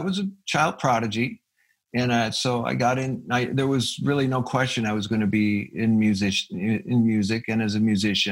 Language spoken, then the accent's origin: English; Fridley, Minnesota, United States; I was born in Minneapolis, Minnesota